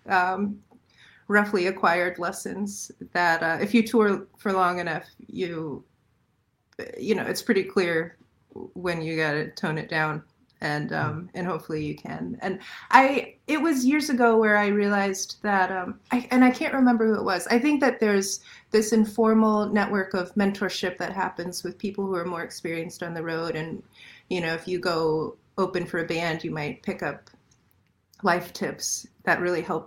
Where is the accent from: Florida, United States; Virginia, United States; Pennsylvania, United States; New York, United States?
Virginia, United States; Falls Church; moved away; I grew up in Falls Church